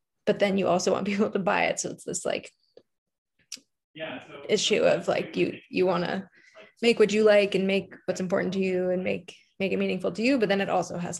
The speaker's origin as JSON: {"language": "English", "town": "New York City", "region": "New York", "country": "United States", "tie": "born or raised there", "moved": "as an adult", "said": "I grew up in New York City, like in Manhattan"}